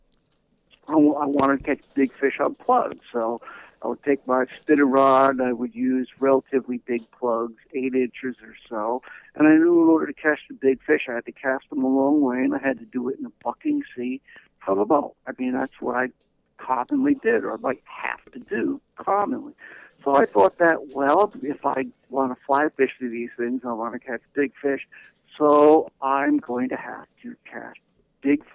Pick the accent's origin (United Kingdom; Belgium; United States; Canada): United States; Port Chester, New York; also born or lived in Greenwich, Connecticut / Sag Harbor, Long Island, New York; I'm originally from Port Chester, New York, and I spent a lot of time in Greenwich, Connecticut